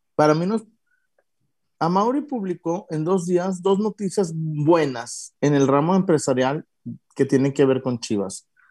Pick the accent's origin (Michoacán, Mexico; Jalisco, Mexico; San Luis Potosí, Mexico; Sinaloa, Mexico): Jalisco, Mexico; Guadalajara; yo soy de Guadalajara